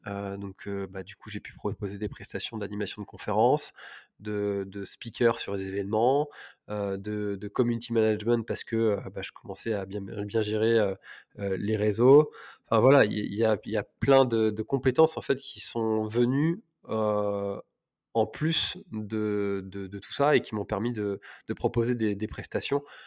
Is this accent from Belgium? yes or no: no; Telgruc-sur-Mer, Brittany, France; also born or lived in Paris; je suis originaire de Telgruc, donc la presqu'île de Crozon